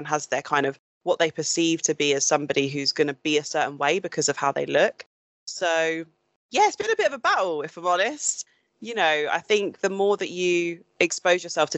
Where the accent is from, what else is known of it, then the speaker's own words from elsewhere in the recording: Suffolk, East of England, United Kingdom; when I grew up, I grew up predominantly in Suffolk.